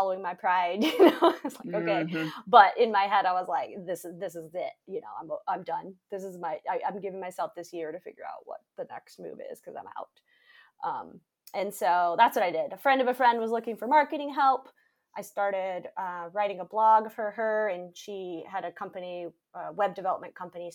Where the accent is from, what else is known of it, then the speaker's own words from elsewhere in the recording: Michigan, United States; moved away as an adult; I grew up in Michigan.